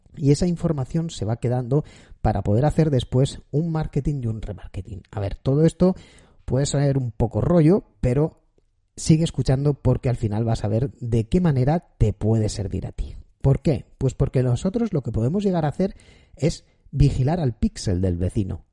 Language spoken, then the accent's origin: Spanish; Spain; yo soy español